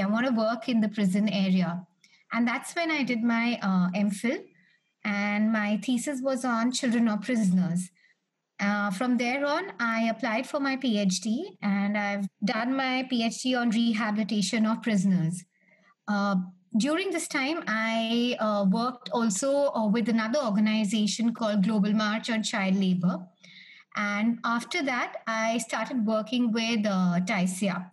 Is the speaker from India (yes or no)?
yes; Delhi, India; I'm from Delhi, India